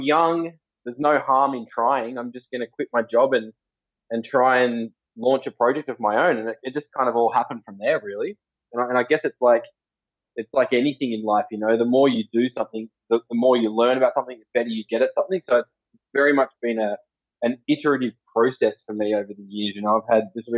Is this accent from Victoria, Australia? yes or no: no; Sawtell, New South Wales, Australia; also born or lived in Gilgandra, New South Wales; I was born in a little country town called Gilgandra, west of Dubbo in New South Wales. I actually spent most of my childhood on the north coast of New South Wales, a little town called Sawtell, just south of Coffs Harbour.